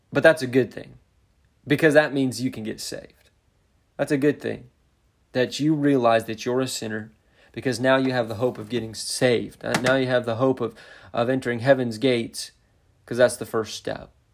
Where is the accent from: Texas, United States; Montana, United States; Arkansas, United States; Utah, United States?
Montana, United States; also born or lived in central Indiana; now in Indiana, United States; I grew up in Montana, um, living on a ranch